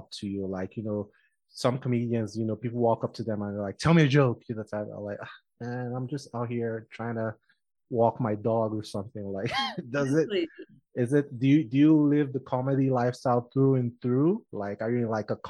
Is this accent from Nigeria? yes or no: yes; Nigeria; now in Colorado, United States; I'm Nigerian